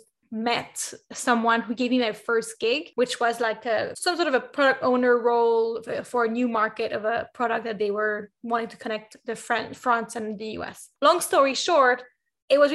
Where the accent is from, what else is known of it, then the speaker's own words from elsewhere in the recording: Canada; I'm Canadian, and where I'm from in Canada